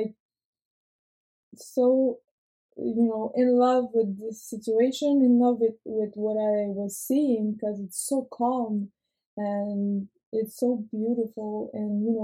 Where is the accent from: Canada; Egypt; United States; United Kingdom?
Canada; Montreal, Quebec; also born or lived in Rivière-du-Loup / Amqui; now in Quebec City, Canada; I'm from Montreal